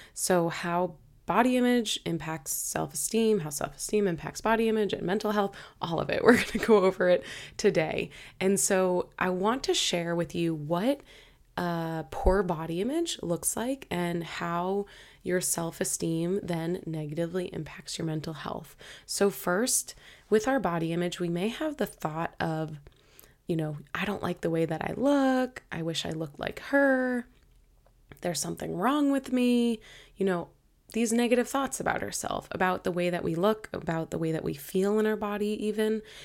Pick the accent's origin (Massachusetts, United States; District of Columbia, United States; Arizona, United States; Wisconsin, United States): Massachusetts, United States; Boston; moved away as an adult; now in Hawaii, United States; my whole family is in Boston, so It's where I'm from